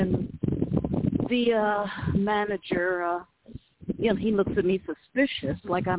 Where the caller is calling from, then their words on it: Las Cruces, New Mexico, United States; I'm calling from Las Cruces, New Mexico.